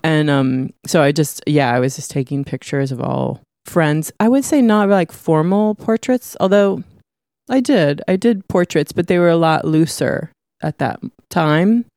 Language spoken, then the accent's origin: English; San Francisco, Grass Valley, California, United States; I was born in San Francisco, one of the f, five people that were ever born in San Francisco.